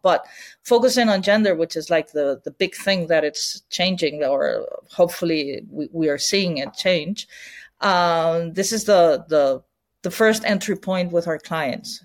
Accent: Barcelona, Catalonia, Spain; English is a second language; I'm born and raised in Barcelona

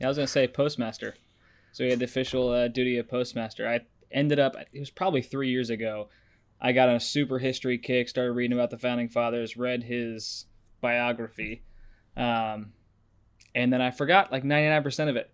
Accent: Nashville, Tennessee, United States; moved away; I'm actually from Nashville.

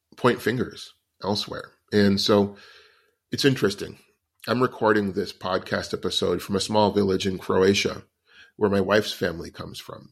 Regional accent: United States; because I'm an American and that's where I've grown up

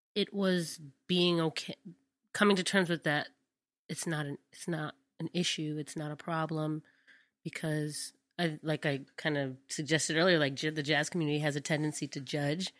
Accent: Hartford, Connecticut, United States; I grew up in Hartford, Connecticut.

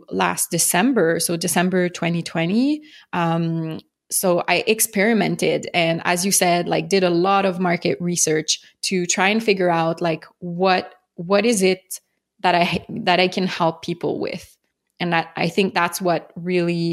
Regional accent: Montreal, Quebec, Canada; accent: French; I'm from Montreal, Canada, for those who don't know, hence the French accent

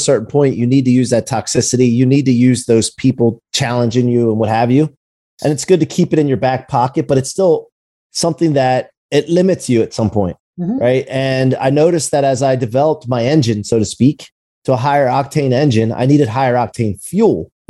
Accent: United States; now in Ocean City, Maryland, United States; I actually live in Ocean City, Maryland, and I'm from outside of Philly and Wilmington, Delaware area up there.

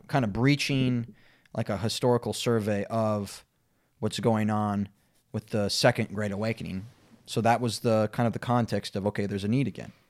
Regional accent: Minnesota, United States; I'm from Minnesota

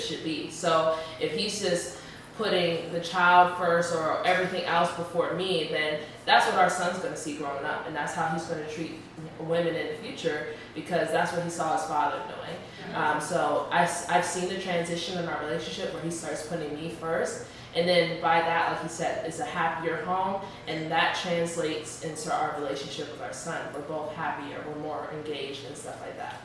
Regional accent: Ohio, United States; now in Dallas, United States; I'm from Ohio.

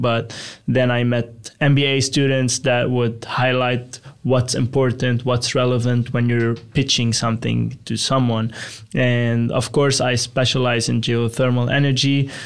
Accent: Lebanon; moved away as an adult; now in Texas, United States; Originally, I'm from Lebanon in the Middle East.

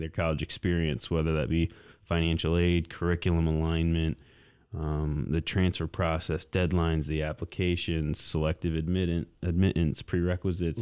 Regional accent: Mason, Michigan, United States; also born or lived in East Lansing; I grew up in Mason, um, just about twenty miles south of here

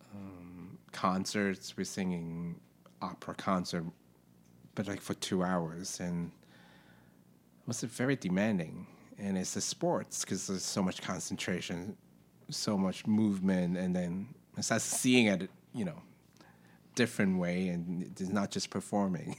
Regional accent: Hong Kong; moved away as an adult; now in New York, United States; where I grew up in Hong Kong is very tight

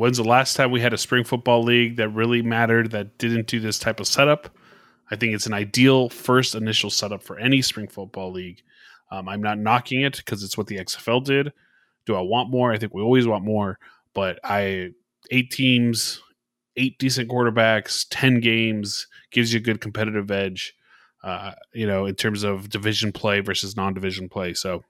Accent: Miami, Florida, United States; I've been as far north as North Carolina one time. That's about it. I'm really from Miami.

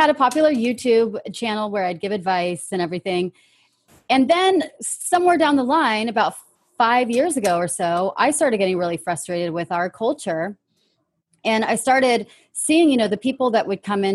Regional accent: California, United States; born and raised in California, United States of America

